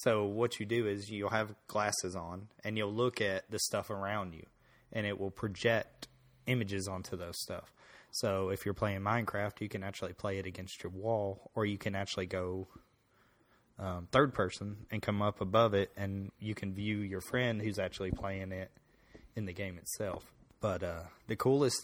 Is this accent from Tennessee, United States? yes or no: yes; Tennessee, United States; if we sound kind of weird, we're from Tennessee